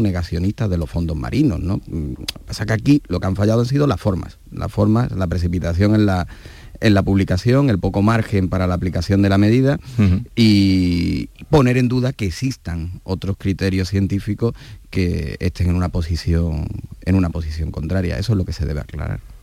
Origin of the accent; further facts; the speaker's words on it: Andalusia, Spain; como españoles, especialmente como andaluces